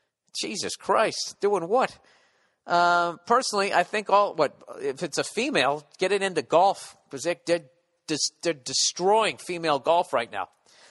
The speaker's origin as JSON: {"language": "English", "country": "Poland", "second_language": "English", "said": "By the way, I'm from Poland. It's really cold in here. It's a second language."}